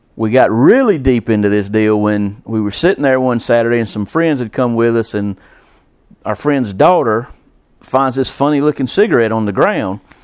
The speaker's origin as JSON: {"language": "English", "town": "Columbus", "region": "Georgia", "country": "United States", "tie": "born or raised there", "moved": "yes", "lives_now": "Alamance County, United States", "said": "I grew up on the Chattahoochee River"}